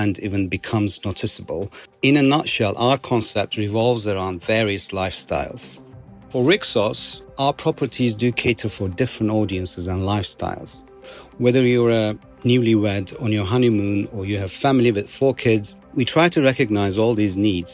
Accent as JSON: {"language": "English", "town": "Istanbul", "country": "Turkey", "tie": "born or raised there", "moved": "as an adult", "lives_now": "Dubai, United Arab Emirates", "said": "I was born in Istanbul, Turkey, had spent my childhood traveling in the country with my family for years"}